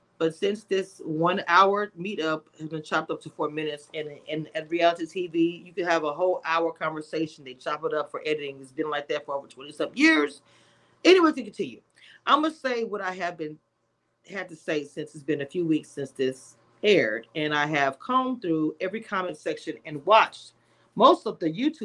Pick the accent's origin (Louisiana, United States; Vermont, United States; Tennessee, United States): Louisiana, United States; I'm from Louisiana as well